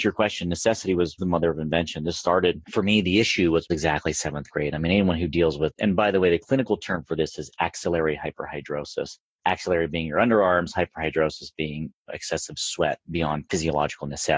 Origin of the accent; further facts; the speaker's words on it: Pennsylvania, United States; moved away as an adult; also born or lived in California / West Virginia; now in Las Vegas, United States; I was born in Pennsylvania on the East Coast and then relocated out to California in 2002. I think right around, I must have been like 25 years old